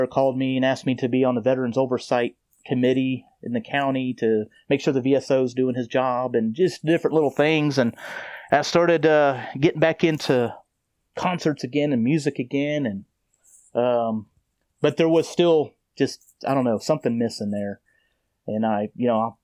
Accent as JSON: {"language": "English", "region": "Tennessee", "country": "United States", "tie": "born or raised there", "also_born_or_lived": "Melbourne, Florida", "said": "I was born in Melbourne, Florida, and moved to Tennessee when I was a child"}